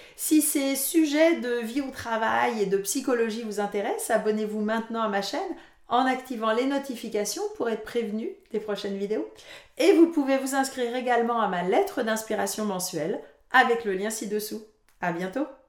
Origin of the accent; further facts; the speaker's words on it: France; moved away as an adult; now in Canada; je suis française d'origine